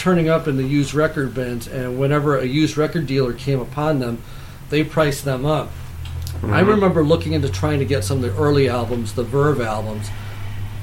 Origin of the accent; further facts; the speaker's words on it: Geneva, New York, United States; I grew up in Geneva, New York